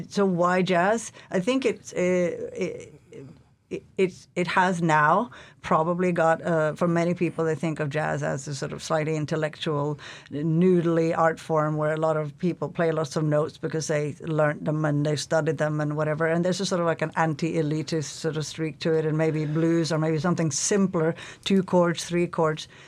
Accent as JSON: {"language": "English", "country": "Norway", "also_born_or_lived": "Toronto, Canada / London, England", "second_language": "English", "moved": "yes", "lives_now": "Alaska, United States", "said": "I'm from Norway originally"}